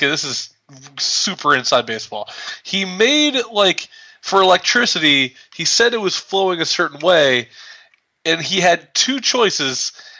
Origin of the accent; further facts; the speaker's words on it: North Central West Virginia, United States; I'm from North Central West Virginia.